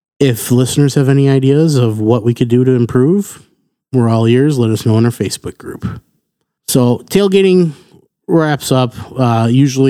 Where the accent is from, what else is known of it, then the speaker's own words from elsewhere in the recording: Wisconsin, United States; we're from Wisconsin.